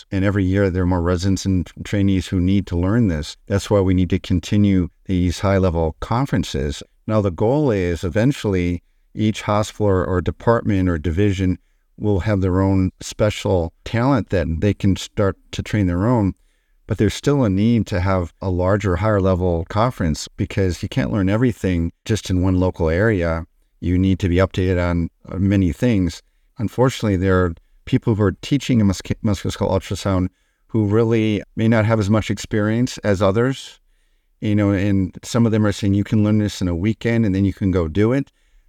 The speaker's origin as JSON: {"language": "English", "town": "Detroit", "region": "Michigan", "country": "United States", "tie": "born there", "said": "Yeah, so I was born in Detroit, Michigan"}